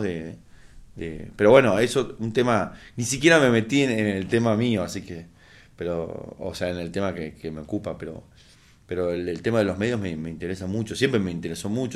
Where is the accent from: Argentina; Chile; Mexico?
Argentina; como latinoamericano, como argentino